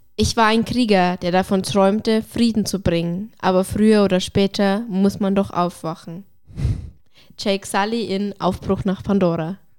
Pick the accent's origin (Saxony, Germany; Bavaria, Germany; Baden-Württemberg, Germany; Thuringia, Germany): Bavaria, Germany; bei uns in Bayern, bei mir auf dem Dorf ist es oft so, dass du mit einem Weißwurstfrühstück anfängst